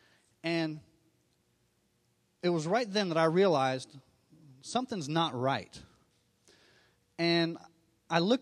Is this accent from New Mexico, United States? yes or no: no; Miami, Florida, United States; I was born in Miami, Florida